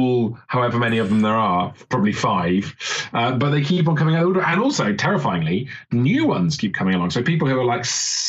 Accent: Wales, United Kingdom; accent: Welsh; I'm from Wales

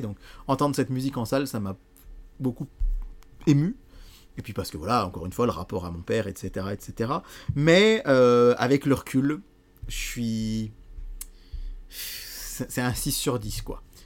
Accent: Bourbon-Lancy, Bourgogne-Franche-Comté, France; chez nous, à Bourbon-Lancy

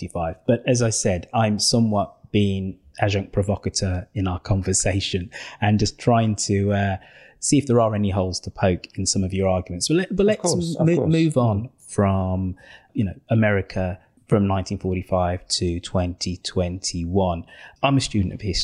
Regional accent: United Kingdom; I'm British

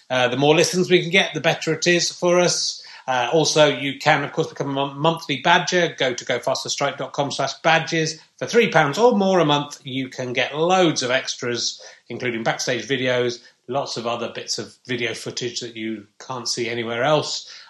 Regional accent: Yorkshire and the Humber, United Kingdom; we're all from the East Riding of Yorkshire.

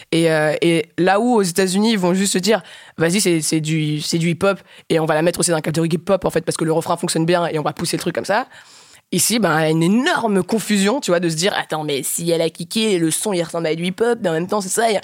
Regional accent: Rwanda; now in Belgium; j'ai grandi en Afrique. Notre culture, la culture en tout cas du Rwanda où j'ai fait mon adolescence

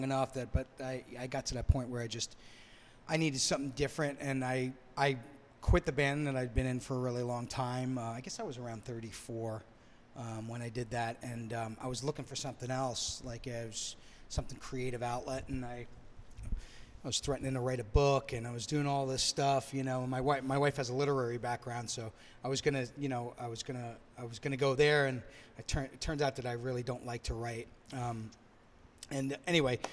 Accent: New York City, New York, United States; moved away as an adult; now in Merrimac, Massachusetts, United States; I'm also from New York City

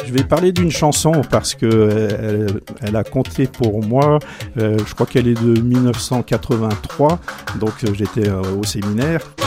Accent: Valence, Auvergne-Rhône-Alpes, France; also born or lived in Beauce; je suis issu d'une vraie famille dromoise, puisque j'ai grandi après euh, au cœur de ma famille euh, large entre Valence et Barcelone

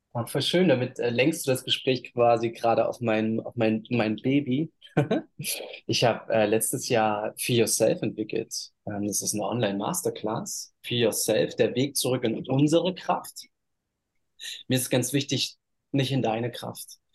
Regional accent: Halle, Saxony-Anhalt, Germany; moved away as an adult; also born or lived in Bali, Indonesia; now in Uluwatu, Indonesia; ich bin in Halle Neustadt groß geworden

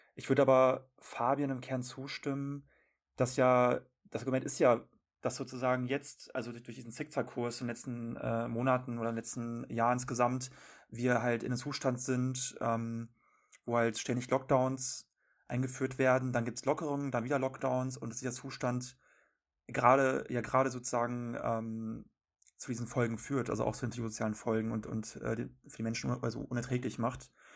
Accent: North Rhine-Westphalia, Germany; ich komme aus NRW

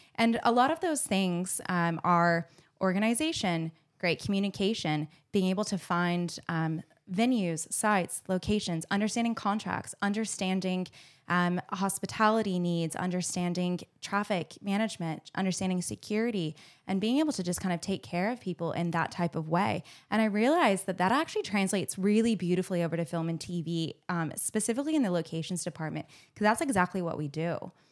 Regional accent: Phoenix, Arizona, United States; accent: American; moved away as an adult; also born or lived in Hawaii / Los Angeles / New York; now in Melbourne, Australia; I grew up on the West Coast in Phoenix, which is right next to California

